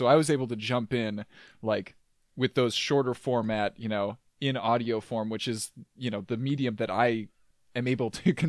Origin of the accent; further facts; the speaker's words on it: Midwest, United States; you pick up a little bit on that as a Midwesterner